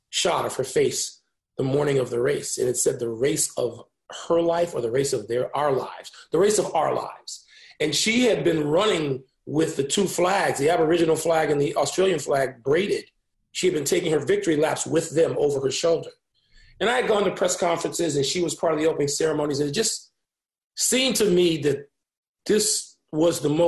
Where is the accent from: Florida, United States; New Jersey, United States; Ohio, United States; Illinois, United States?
Illinois, United States; I'd already seen Michael Jordan play in six finals in my hometown. I'd already seen the Bears win a championship.